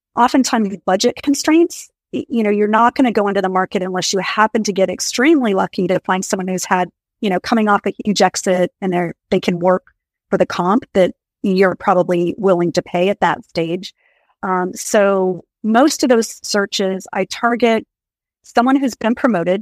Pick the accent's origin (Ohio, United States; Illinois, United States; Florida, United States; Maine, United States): Maine, United States; moved away as an adult; also born or lived in Colorado / California; I grew up in Maine, in a small town in rural Maine, went to college in Colorado